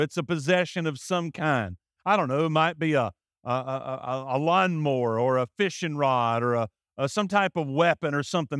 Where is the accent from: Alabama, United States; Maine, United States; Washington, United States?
Alabama, United States; I'm from Alabama.